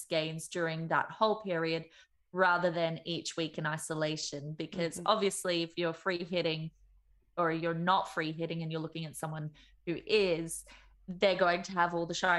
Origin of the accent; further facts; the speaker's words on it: Melbourne, Victoria, Australia; now in Dublin, Ireland; I am from Melbourne, though living in not so sunny Dublin.